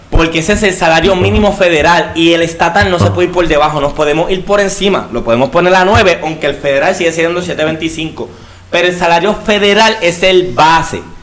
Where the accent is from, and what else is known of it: Puerto Rico